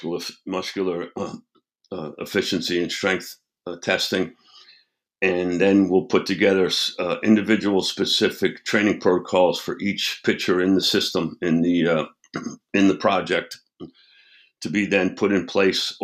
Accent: United States; now in Charlotte, United States; I'm originally from New York

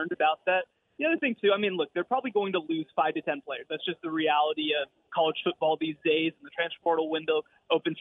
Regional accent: Texas, United States; I'm from Texas

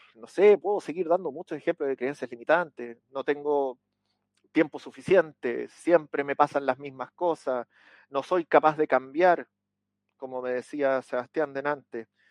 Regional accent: Chile; aquí en mi país, en Chile

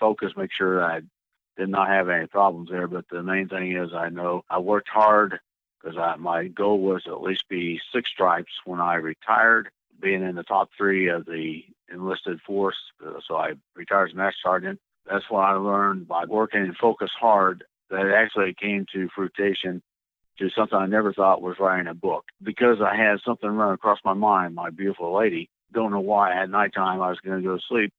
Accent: Illinois, United States; moved away as an adult; also born or lived in Washington / New Mexico / Italy; now in Georgia, United States; I was born and raised in Illinois

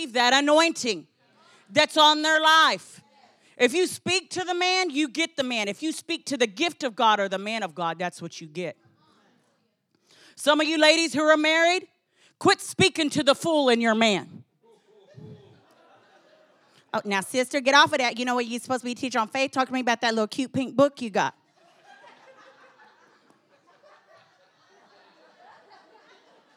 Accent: Texas, United States; I was from Texas

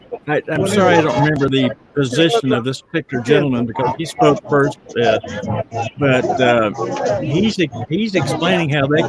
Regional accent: United States

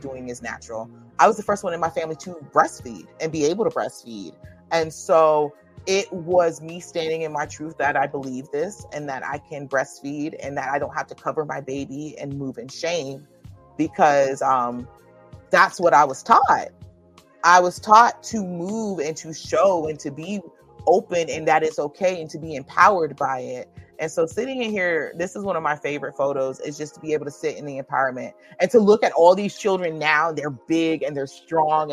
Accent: St. Petersburg, Florida, United States; I'm from St. Petersburg, Florida

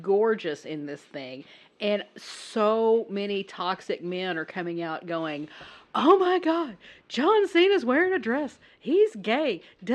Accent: the South, United States; I come from the South. I'm from the South

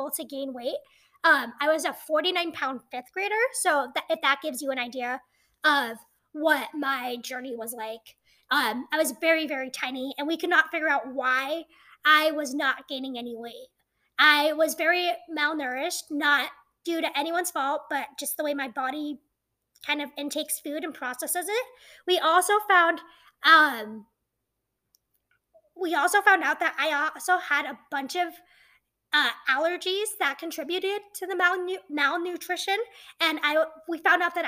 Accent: Montana, United States; I was born in Montana

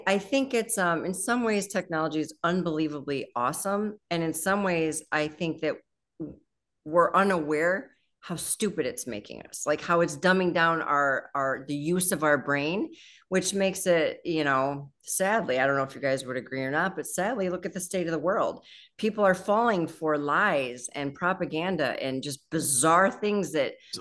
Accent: just outside of Detroit, Michigan, United States; I grew up just outside of Detroit

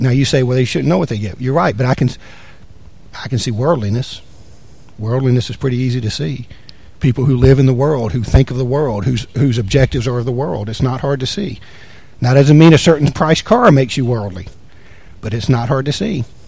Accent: the South, United States; now in Anchorage, United States; I'm from the South.

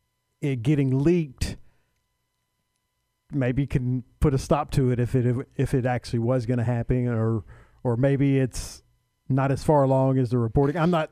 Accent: Waco, Texas, United States; also born or lived in Robinson, Texas; I grew up in Waco and went to Waco schools until my junior year and then moved to Robinson.

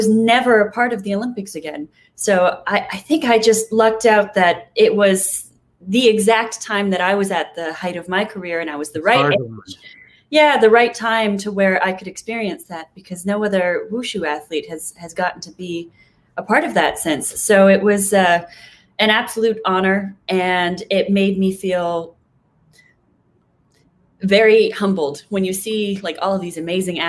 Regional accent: Toronto, Ontario, Canada; now in Los Angeles, United States; Right now I'm in Los Angeles, but I am Canadian. So my original hometown was in the suburbs of Toronto.

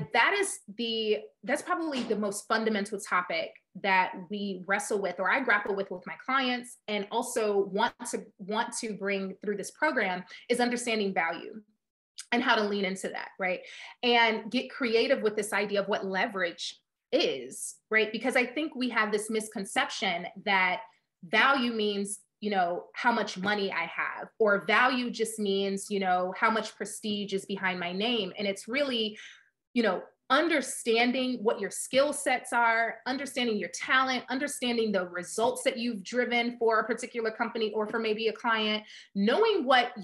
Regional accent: Chicago, Illinois, United States; I am from Chicago

